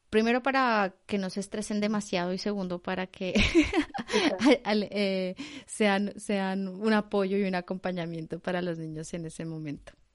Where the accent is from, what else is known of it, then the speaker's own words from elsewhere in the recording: Colombia; moved away; yo como soy colombiana, yo no utilizo el vos, el, el vosotros